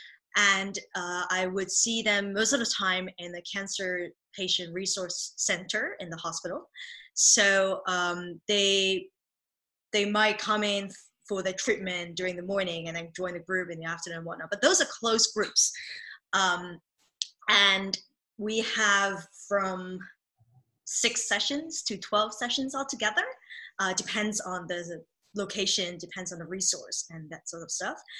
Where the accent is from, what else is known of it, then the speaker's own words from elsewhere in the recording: Hong Kong; first language Cantonese; English is a second language; also born or lived in Belgium / United Kingdom; now in United States; I am originally from Hong Kong, but I also lived in Belgium and the UK and recently relocated to the States.